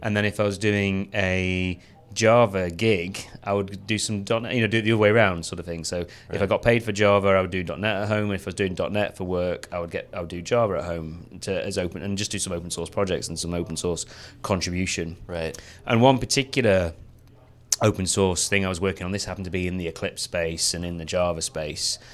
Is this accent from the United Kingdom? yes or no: yes; the north of England, United Kingdom; I come from Northern England